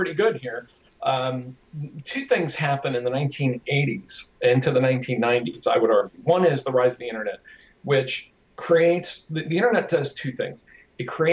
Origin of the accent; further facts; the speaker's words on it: United States; I'm an American